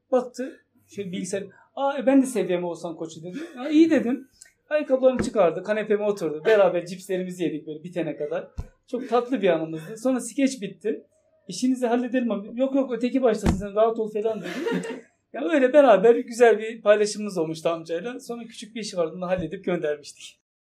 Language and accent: Turkish; Turkey; also born or lived in Şırnak / Konya; Türk olduğum için